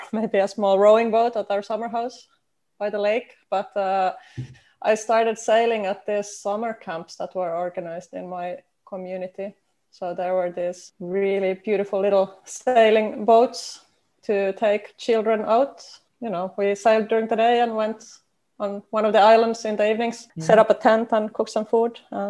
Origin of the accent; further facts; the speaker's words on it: Finland; Yes, I did.